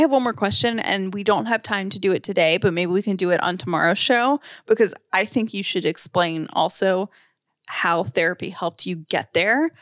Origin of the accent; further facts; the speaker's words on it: the South, United States; I'm very like a Southern person and I was raised in the South